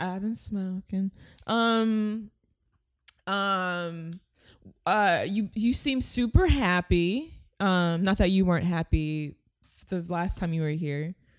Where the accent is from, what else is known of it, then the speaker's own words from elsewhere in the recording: Long Beach, California, United States; I grew up in Long Beach